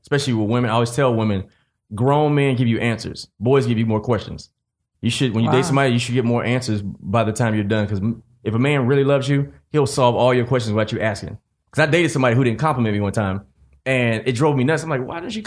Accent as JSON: {"language": "English", "region": "the South", "country": "United States", "said": "from the South, we say refrigerator"}